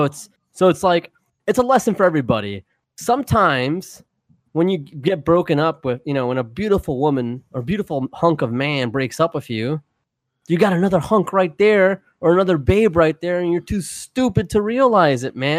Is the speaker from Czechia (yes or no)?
no; the South, United States; We are from the South here, you know.